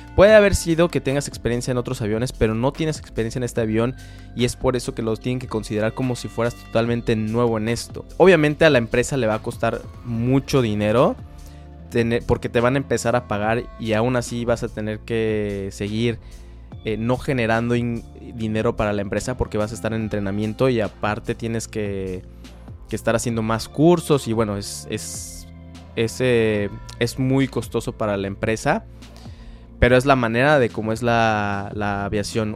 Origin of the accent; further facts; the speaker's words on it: Mexico; los mexicanos estamos muy bien posicionados como pilotos